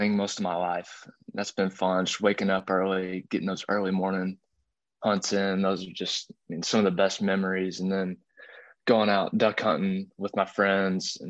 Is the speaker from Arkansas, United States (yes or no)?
yes; Arkansas, United States; I'm just a kid from Arkansas